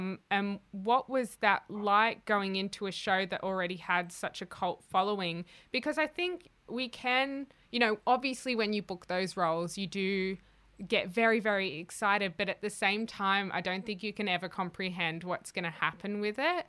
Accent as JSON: {"language": "English", "country": "Australia", "said": "as an Australian actor"}